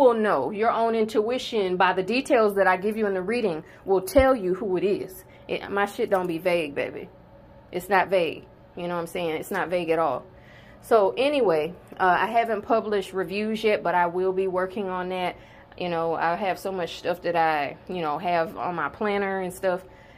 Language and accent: English; South Carolina, United States; I'm born and bred in South Carolina